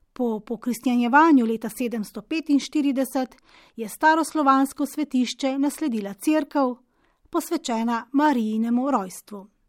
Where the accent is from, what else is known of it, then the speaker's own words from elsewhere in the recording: Slovenia; Slovenci smo